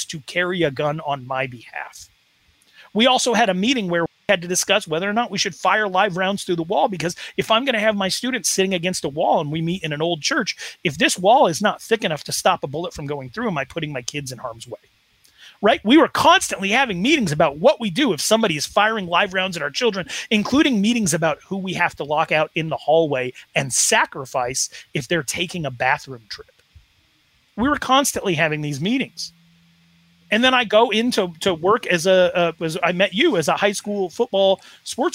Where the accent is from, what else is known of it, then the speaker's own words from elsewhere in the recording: Wyoming, United States; In my Wyoming town of 16,000 people